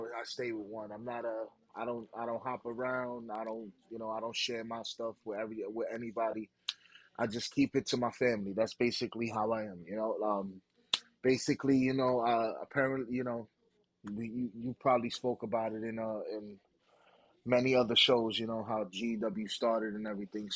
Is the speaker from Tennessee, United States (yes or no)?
no; New York City, New York, United States; we're from Brooklyn